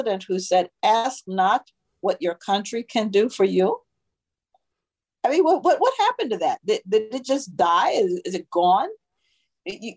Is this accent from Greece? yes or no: no; Jamaica; now in Virginia, United States; I was raised in Jamaica in part